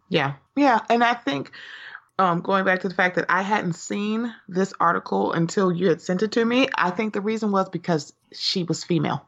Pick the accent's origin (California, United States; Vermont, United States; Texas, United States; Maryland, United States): Maryland, United States; Baltimore; I'm from Baltimore